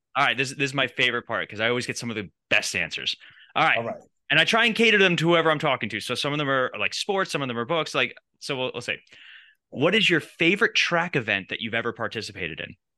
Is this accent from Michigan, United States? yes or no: no; New York, United States; We grew up in New York.